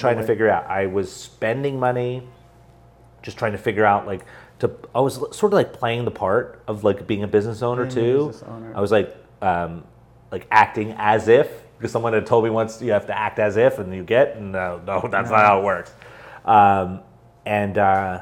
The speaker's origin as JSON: {"language": "English", "region": "New Jersey", "country": "United States", "tie": "born or raised there", "said": "I was born and raised in New Jersey."}